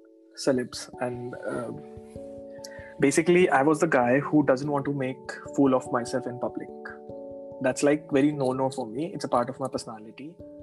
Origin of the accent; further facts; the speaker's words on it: Jaipur, Rajasthan, India; I said, I came from Jaipur. This is my qualification. I want to work with you.